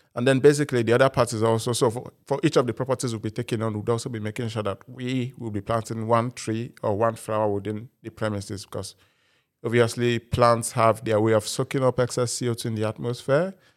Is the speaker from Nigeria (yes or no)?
yes; Nigeria; now in United Kingdom; I'm a Nigerian by birth